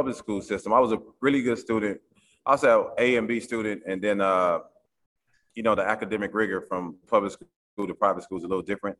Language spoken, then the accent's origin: English; Oklahoma City, Oklahoma, United States; moved away as an adult; now in East Coast, United States; I grew up in Oklahoma City